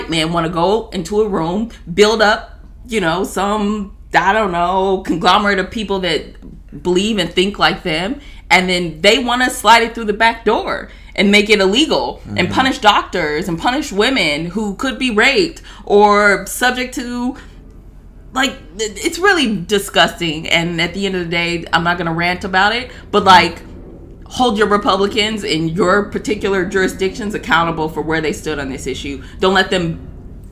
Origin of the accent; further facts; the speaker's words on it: Denver, Colorado, United States; I'm from Denver.